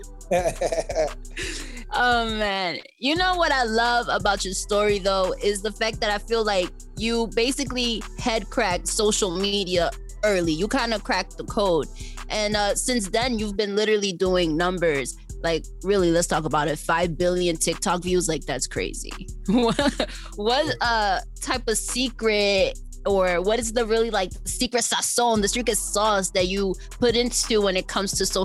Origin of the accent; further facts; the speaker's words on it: Paterson, New Jersey, United States; I'm from Paterson, New Jersey